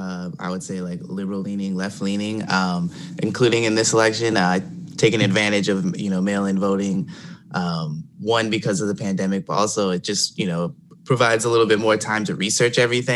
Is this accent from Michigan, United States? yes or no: yes; Michigan, United States; also born or lived in Detroit; I'm 38, born and raised in Michigan. I've lived in Detroit city for the past, I'd say, 15, 16 years.